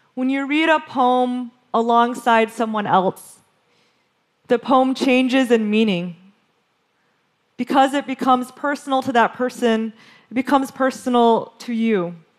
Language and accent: English; Western Michigan, United States; When I was growing up in Western Michigan in the 1980s